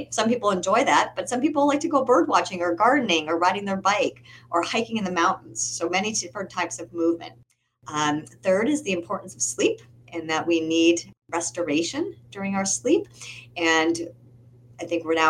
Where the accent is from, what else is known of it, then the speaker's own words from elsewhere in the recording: Michigan, United States; now in Massachusetts, United States; I come from Michigan. I'm now living in Massachusetts